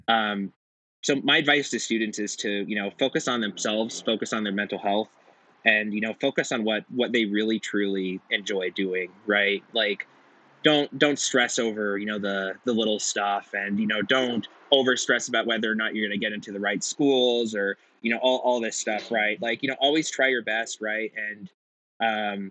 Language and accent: English; Silicon Valley, California, United States; now in Boise, United States; growing up in California and in Silicon Valley